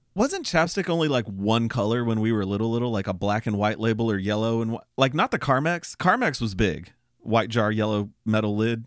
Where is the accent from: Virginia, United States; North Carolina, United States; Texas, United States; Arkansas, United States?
Texas, United States; Austin; we're from Austin.